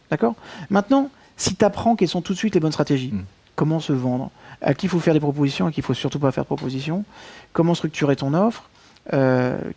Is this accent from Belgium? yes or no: yes; Belgium; accent: Belgian; Il faut pas que j'arrête avec mon accent belge.